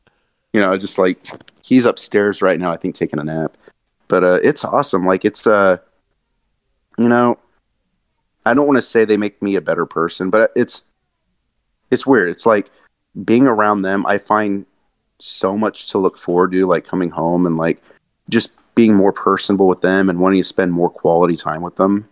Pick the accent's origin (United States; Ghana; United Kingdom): United States; Monterey, California; moved away as an adult; also born or lived in Santa Cruz, California / Edmonton, Alberta; now in Portland, United States; i grew up in Monterey and Santa Cruz